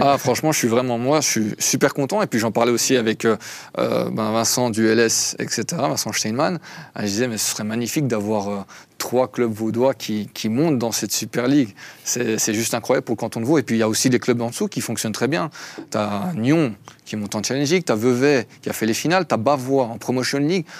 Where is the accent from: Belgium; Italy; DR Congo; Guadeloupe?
Belgium; now in Switzerland; je suis belge, à la base. Donc, belgo-arménien.